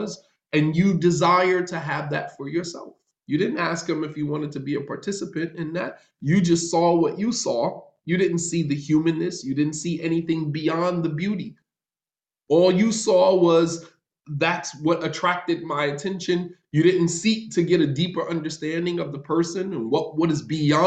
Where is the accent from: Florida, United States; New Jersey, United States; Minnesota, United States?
New Jersey, United States; North; moved away as an adult; also born or lived in Medina, Saudi Arabia